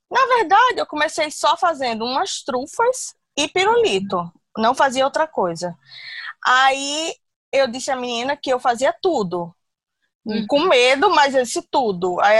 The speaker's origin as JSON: {"language": "Portuguese", "town": "Recife", "region": "Pernambuco", "country": "Brazil", "also_born_or_lived": "Manaus", "moved": "yes", "lives_now": "Natal, Brazil", "said": "eu moro em Natal há 13 anos, tenho duas filhas, uma de 16 e uma de 18. E sou de Recife, mas morei muitos anos em Manaus também."}